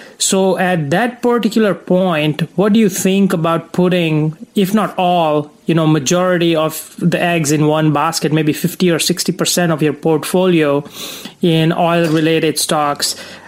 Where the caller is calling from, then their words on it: Atlanta, Georgia, United States; I'm calling from Atlanta, Georgia.